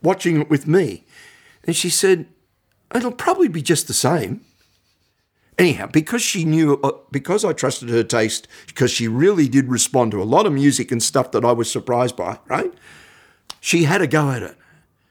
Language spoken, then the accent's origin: English; Belgrave, Victoria, Australia; also born or lived in Camberwell / Box Hill; I grew up in Belgrave. When I was four, my mum and dad and I and my sister lived in Belgrave.